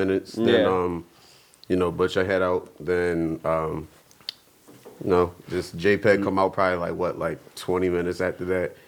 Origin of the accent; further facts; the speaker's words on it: Woodlawn, Maryland, United States; I grew up in Woodlawn